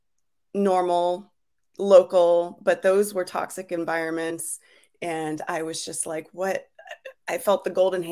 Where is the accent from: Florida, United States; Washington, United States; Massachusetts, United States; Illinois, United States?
Florida, United States; South; now in Santa Rosa, United States; I grew up in South Florida